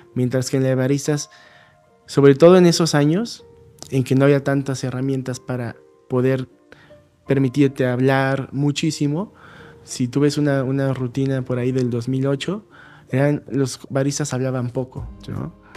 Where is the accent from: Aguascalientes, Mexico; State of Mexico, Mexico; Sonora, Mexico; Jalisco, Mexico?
State of Mexico, Mexico; Acolman; now in Mexico City, Mexico; en, mi pueblo armaban una feria de la piñata, que es muy famosa